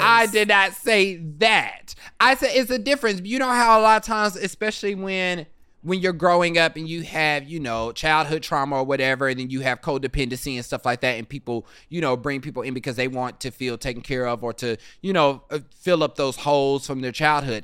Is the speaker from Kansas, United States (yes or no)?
yes; Kansas City, Kansas, United States; accent: Kansas; moved away; growing up in Kansas City